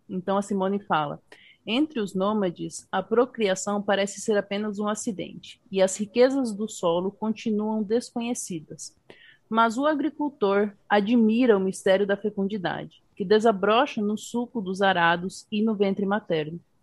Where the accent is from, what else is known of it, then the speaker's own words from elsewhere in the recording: Paraguay; eu sou paraguaia do Paraguai